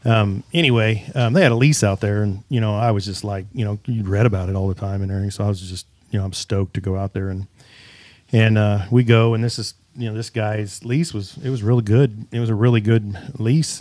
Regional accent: Kansas, United States; Kansas guy

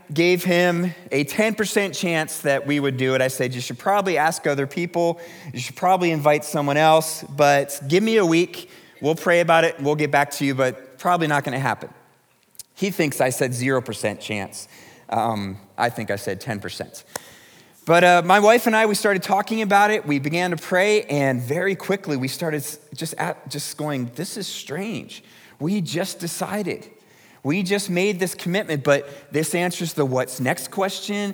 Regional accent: Lancaster County, Pennsylvania, United States; moved away as an adult; also born or lived in South Africa; I grew up in Lancaster County

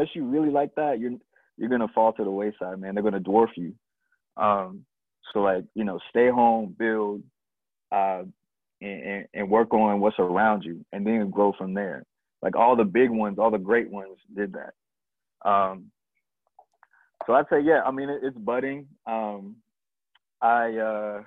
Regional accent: Columbia, South Carolina, United States; I'm from Columbia, South Carolina.

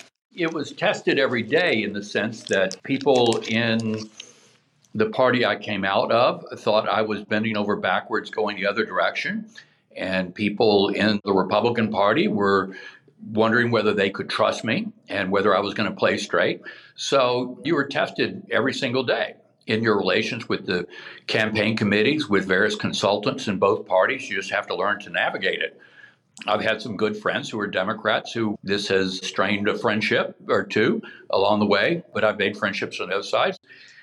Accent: the South, United States; I grew up in the South.

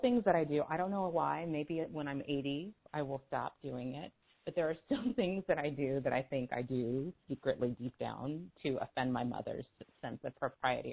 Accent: California, United States; I grew up in a town that was very, was and still is now, very racially tense in California

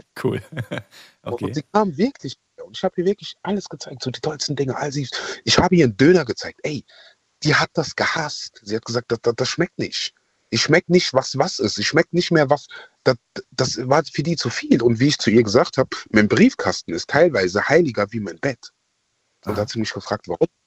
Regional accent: Ghana; now in Germany; Ähm, ich bin ursprünglich aus Ghana.

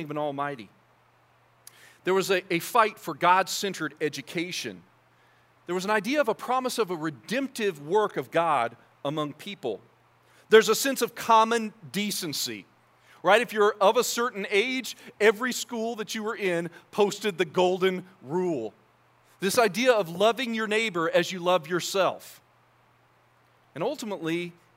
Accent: United States; as an American Christian

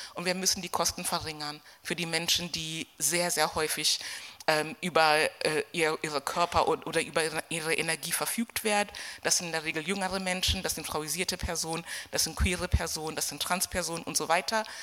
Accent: Kenya; moved away as an adult; now in Germany; ich bin zehn Jahre nach dem Kolonialismus geboren in Kenia, das ist mein, mein Hintergrund. Bin auch dort zur Schule gegangen, habe mein Abitur dort gemacht, bevor ich nach Deutschland gekommen bin.

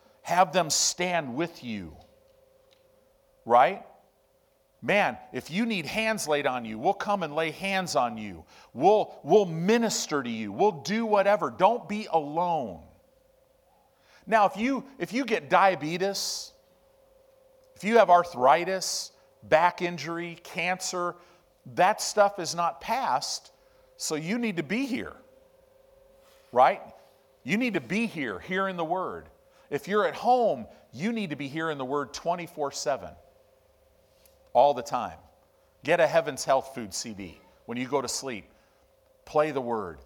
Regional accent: Chicago, Illinois, United States; also born or lived in Southern California; now in Omaha, United States; I grew up in Chicago. I grew up in Illinois

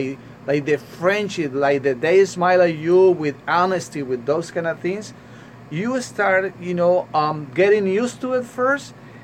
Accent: Colombia; now in New York, United States; When I came here in 1999, I came from Colombia to New York with my family.

